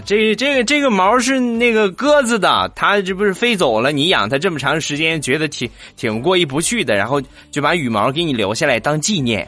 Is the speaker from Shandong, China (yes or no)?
yes; Shandong, China; 我都是山东人好几十年了